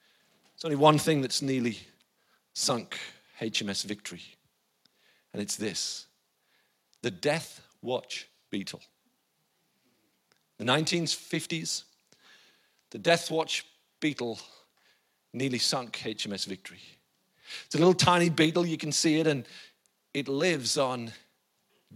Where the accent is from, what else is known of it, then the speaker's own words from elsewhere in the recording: the north of England, United Kingdom; also born or lived in Australia; I'm a northern lad. So I'm English